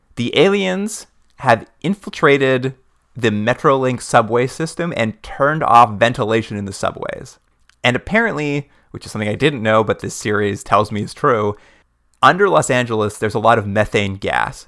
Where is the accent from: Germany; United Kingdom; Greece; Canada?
Canada; we're from Canada